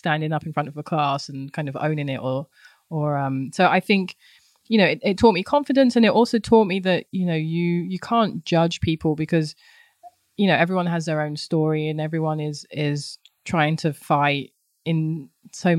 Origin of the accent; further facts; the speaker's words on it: London, United Kingdom; moved away; I grew up in London, Southeast London, in a lovely place called Thamesmead